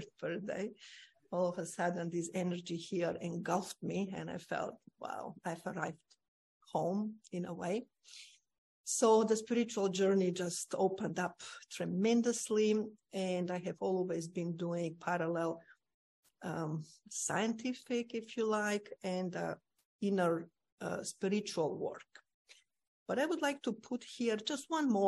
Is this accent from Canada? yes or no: no; North Macedonia; I was born in Macedonia, lovely parents, my mom and dad